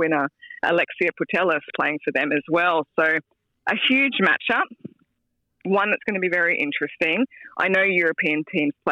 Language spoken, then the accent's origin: English; Australia; As an Aussie